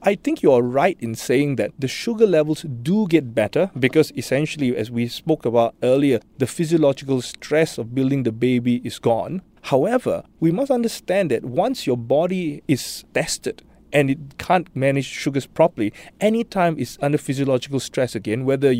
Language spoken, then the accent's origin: English; Singapore; Unfortunately, I think that being Singaporean is a risk factor for gestational diabetes already.